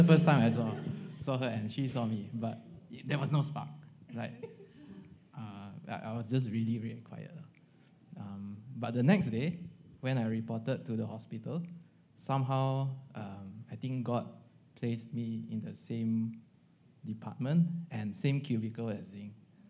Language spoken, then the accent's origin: English; Kuching, Sarawak, Malaysia; I got posted back home. Okay, so on my first weekend back home to Kuching